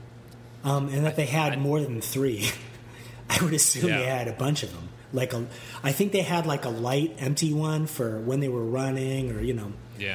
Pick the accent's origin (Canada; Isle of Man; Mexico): Canada; I'm Canadian, which I am